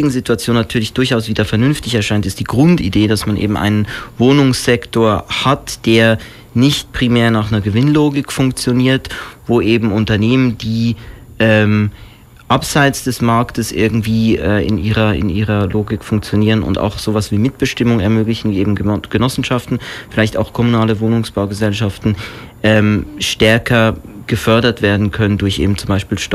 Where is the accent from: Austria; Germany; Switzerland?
Switzerland; ich bin selber ursprünglich aus der Schweiz